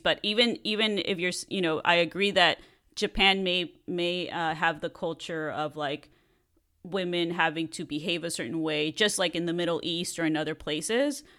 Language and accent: English; Mexico; moved away as an adult; now in Los Angeles, United States; I grew up in Mexico and I was there until I was an adult and then I moved to the States.